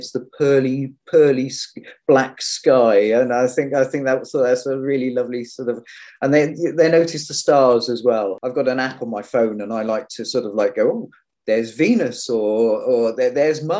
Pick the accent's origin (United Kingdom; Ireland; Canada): United Kingdom; Cornwall, South West England; I grew up in Cornwall